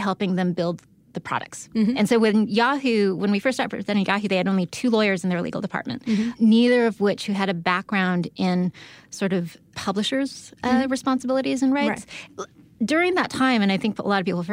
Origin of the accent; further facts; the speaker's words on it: San Diego, California, United States; I'm from San Diego